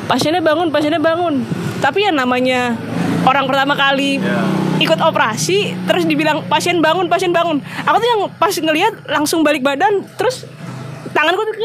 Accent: Jakarta, Indonesia; dia uh, orang sini gitu terus tahu aku dari Jakarta tapi kok udah ini ya udah bisa jawab pakai bahasa Jawa gitu lancar tapi ya kalau mendoknya nggak

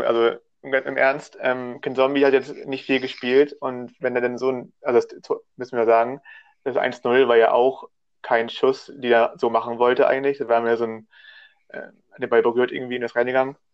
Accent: Hamburg, Germany; Ich komme sogar aus Hamburg. Der einzige der Runde, der wirklich aus Hamburg kommt und da auch lebt

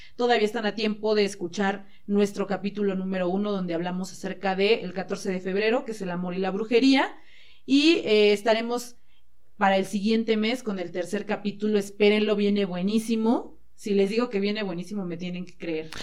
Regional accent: Mexico; soy mexicana

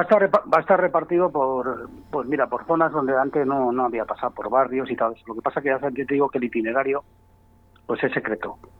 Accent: Valladolid, Castile and León, Spain; somos pucelanos

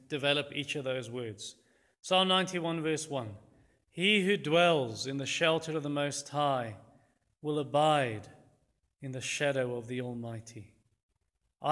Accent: Louis Trichardt, Limpopo, South Africa; I grew up in Lutjegord, a town in the Limpopo province, probably 115 km south of the Zimbabwe border

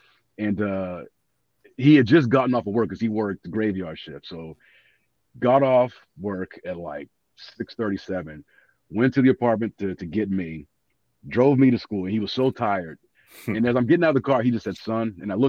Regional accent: Los Angeles, California, United States; I'm from LA.

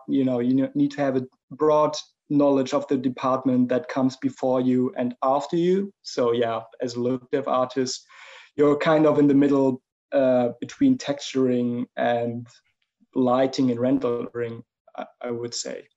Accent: Germany; English is a second language; as you might pick up from my accent, I'm, I'm from Germany

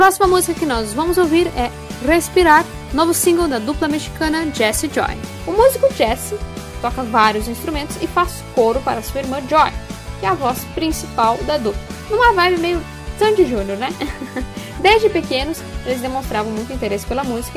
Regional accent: Passo Fundo, Rio Grande do Sul, Brazil; à minha cidade natal, minha né? Passo Fundo

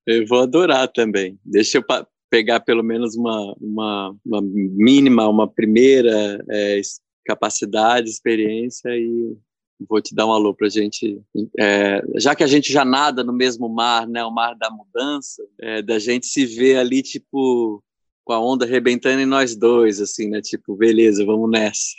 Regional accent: São Paulo, Brazil; Eu fui criado ali na Zona Leste de São Paulo

